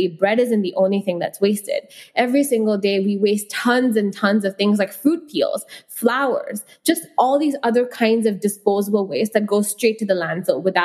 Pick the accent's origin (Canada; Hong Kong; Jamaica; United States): Hong Kong; also born or lived in India; I've grown up in Hong Kong and I've, you know, I come from India, a country which is massive